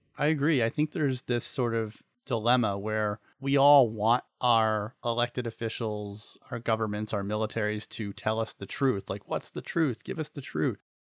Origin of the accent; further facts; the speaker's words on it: United States; we as American citizens